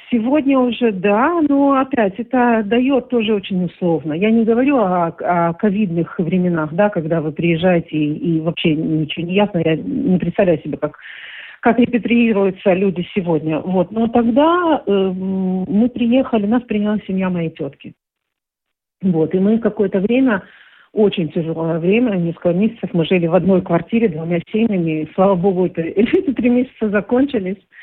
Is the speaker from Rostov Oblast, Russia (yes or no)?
yes; Rostov-on-Don, Rostov Oblast, Russia; moved away as an adult; now in Israel; Ростов-на-Дону очень не мой родной город, да, в котором я родилась.